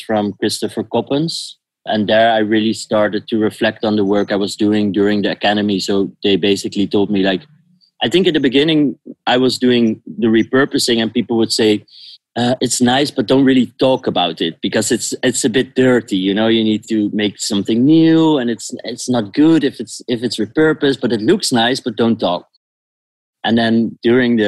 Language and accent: English; The Hague, South Holland, Netherlands; moved away as an adult; now in Amsterdam, Netherlands; I'm born in The Hague